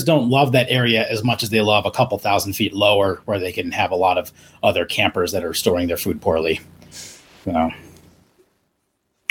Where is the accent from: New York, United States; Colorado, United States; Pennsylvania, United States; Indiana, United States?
Colorado, United States; Estes Park; moved away as an adult; also born or lived in Phoenix, Arizona; I grew up in Estes Park, which is a small mountain town in Colorado, right next to Rocky Mountain National Park. So I lived there from when I was 9 to 18.